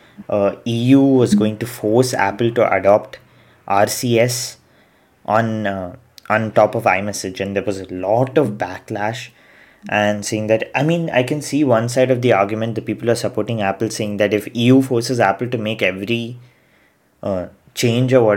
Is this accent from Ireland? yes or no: no; India; as Indian